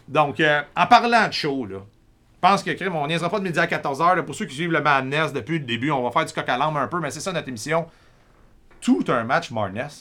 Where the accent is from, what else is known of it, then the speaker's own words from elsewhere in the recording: Quebec, Canada; en tant que Québécois